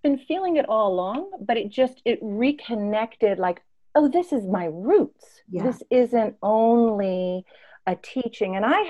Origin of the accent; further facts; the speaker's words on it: Tanzania; I was born in Tanzania, East Africa, and had a very embodied childhood.